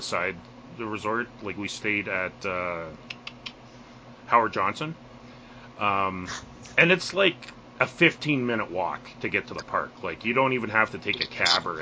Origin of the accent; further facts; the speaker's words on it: Canada; as a Canadian